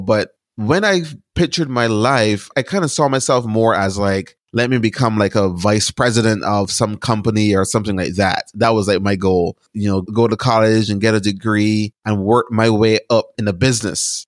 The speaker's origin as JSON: {"language": "English", "country": "Barbados", "tie": "born or raised there", "moved": "as an adult", "lives_now": "United States", "said": "So I was born and raised in Barbados. I lived there until I was about eighteen years old. And then I moved to the United States to go to college"}